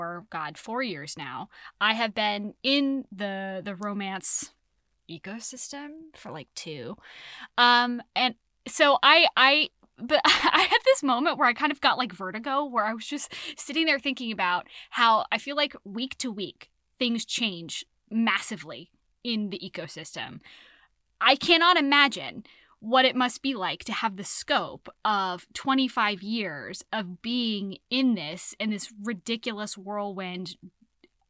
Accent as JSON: {"language": "English", "town": "San Francisco", "region": "California", "country": "United States", "tie": "born or raised there", "said": "this is my hometown. This is where I'm from"}